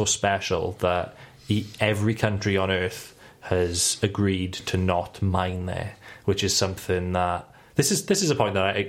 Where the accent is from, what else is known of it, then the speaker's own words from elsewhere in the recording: Wales, United Kingdom; We're all Welsh, yeah.